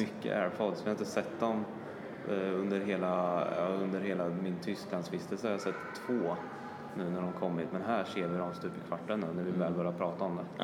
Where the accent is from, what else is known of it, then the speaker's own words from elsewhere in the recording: Sweden; vi kommer från Sverige